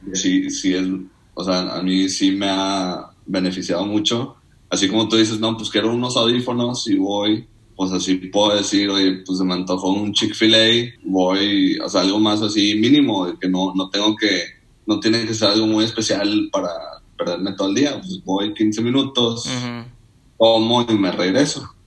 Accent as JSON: {"language": "Spanish", "town": "Nuevo Laredo", "region": "Tamaulipas", "country": "Mexico", "tie": "born or raised there", "also_born_or_lived": "Monterrey, Nuevo León / Iowa, United States", "said": "cumplí nueve y me vine para, Nuevo Laredo. Y pues, desde entonces hasta acabar prepa"}